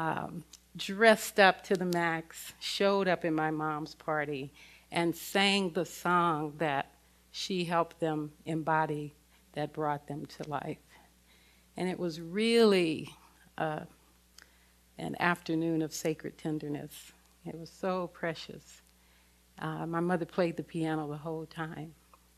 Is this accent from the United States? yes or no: yes; Los Angeles, California, United States; I grew up in South Central Los Angeles in the thick of the civil rights movement.